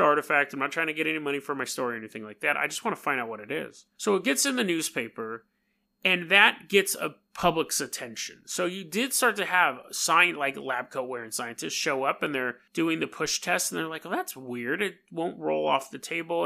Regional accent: New York, United States; accent: New York; my New York accent

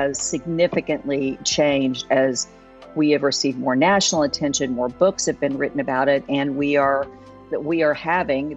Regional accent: Oklahoma, United States; also born or lived in Tulsa, Oklahoma; I grew up in Oklahoma. I moved to Tulsa in the early 80s.

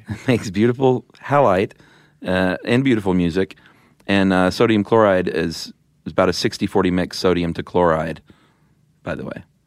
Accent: the South, United States; now in Atlanta, United States; I'm from the South

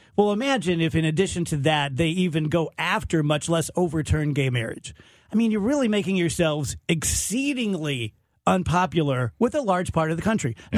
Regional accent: United States; I grew up here on, over on the east side.

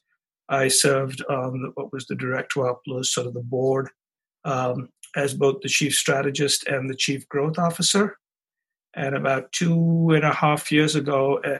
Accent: India; moved away as an adult; also born or lived in Chicago, United States; now in United States; So I grew up in India, came to the United States after getting a degree in advanced mathematics to get an MBA at the University of Chicago

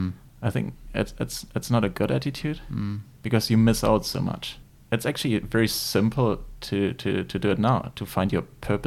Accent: Germany; accent: German; English is a second language; moved away; I'm originally from Germany, as you might pretty easily hear from my accent.

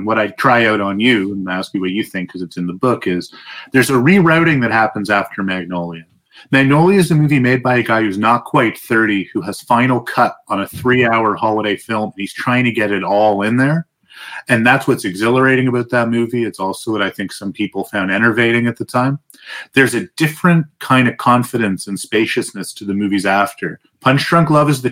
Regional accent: Toronto, Ontario, Canada; I'm from Toronto, but we call it Toronto.

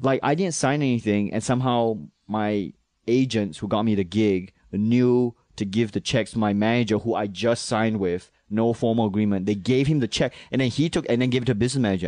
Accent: Malaysia; also born or lived in Manchester, New Hampshire / Singapore; now in New York, United States; I'm from Singapore, Malaysia

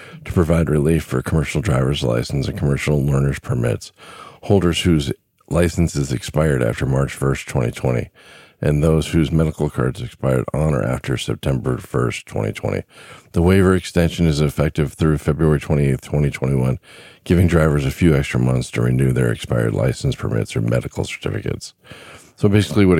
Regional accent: Southern California, United States; Growing up in Southern California

